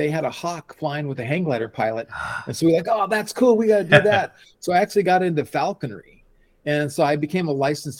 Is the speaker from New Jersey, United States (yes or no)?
no; Colorado, United States; now in Escondido, United States; I'm from Colorado. So, you know, we had four seasons and winters and I grew up on skis and skiing.